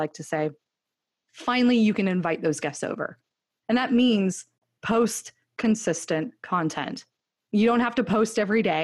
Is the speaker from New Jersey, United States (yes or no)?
no; California, United States; now in Austin, United States; I grew up in California